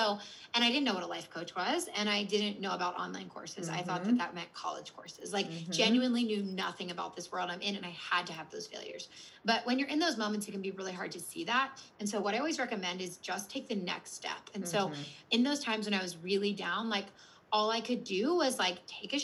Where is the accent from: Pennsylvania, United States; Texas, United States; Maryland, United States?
Pennsylvania, United States; Philadelphia; also born or lived in Washington, D.C.; I'm from Philadelphia and I went to school mm-hmm. in DC